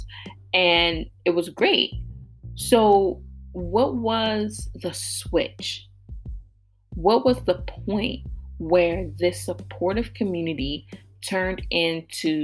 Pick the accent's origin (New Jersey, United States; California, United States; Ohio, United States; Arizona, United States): Ohio, United States; Columbus; I was born and raised in Columbus, Ohio.